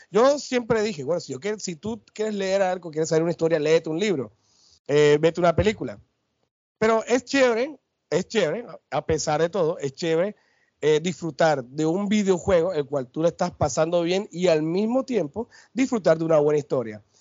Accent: Barranquilla, Atlántico, Colombia; mi tierra, Barranquilla, acá en Altos de Soledad

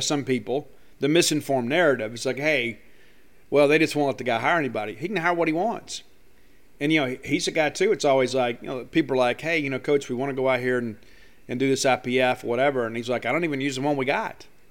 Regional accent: South Mississippi, United States; I grew up in South Mississippi

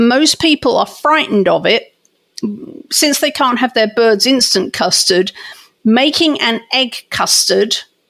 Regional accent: England, United Kingdom; moved away; I grew up in England

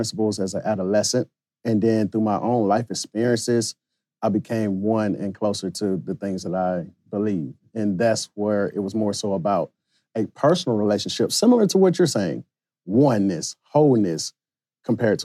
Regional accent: Middle Georgia, United States; I was from Middle Georgia.

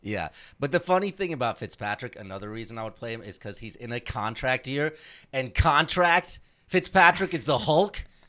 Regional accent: Indianapolis, Indiana, United States; as a young brown boy growing up in Indianapolis

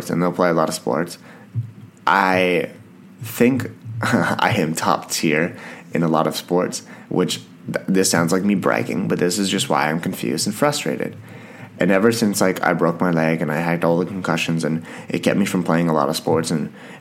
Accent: Canada; I'm Canadian

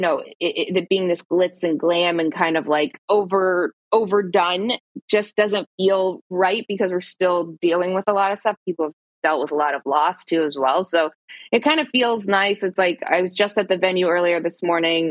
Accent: Toronto, Ontario, Canada; I'm from Toronto

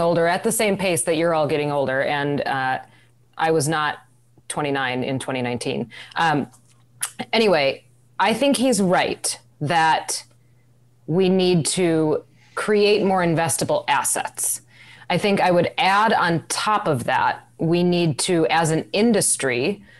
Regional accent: Wisconsin, United States; moved away; I'm from Wisconsin. We didn't have hurricanes there

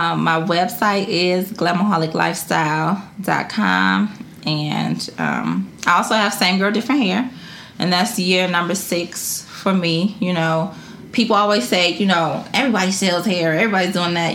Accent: Detroit, Michigan, United States; born or raised there

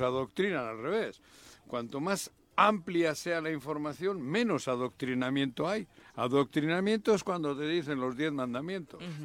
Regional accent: Bilbao, Basque Country, Spain; now in Mexico; que soy mexicano nacido en Bilbao

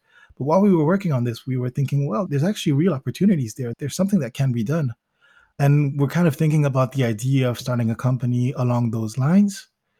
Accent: Belgium; also born or lived in Zimbabwe / United States; I was born in Belgium. And immediately after that, we moved to Zimbabwe, where I spent part of my childhood, then to the United States, where I spent another part of my childhood, and then back to Belgium, where I did most of my high school education

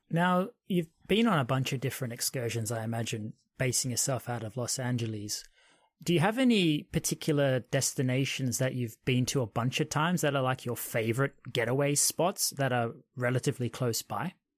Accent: Australia; moved away as an adult; now in United Kingdom; I grew up in Australia

